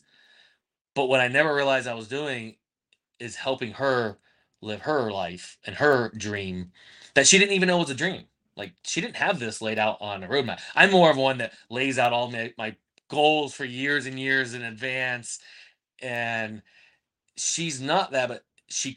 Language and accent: English; Plant City, Florida, United States; moved away; live close to Plant City, Florida, which is my hometown